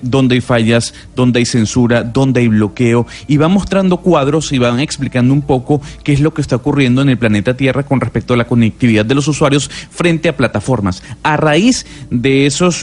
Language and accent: Spanish; Venezuela; moved away; somos ahora los venezolanos